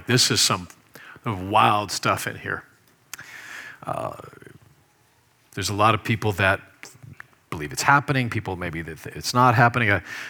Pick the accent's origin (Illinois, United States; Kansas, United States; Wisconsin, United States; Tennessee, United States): Kansas, United States; Specifically in Kansas. I grew up in Kansas. Ain't nothing in Kansas.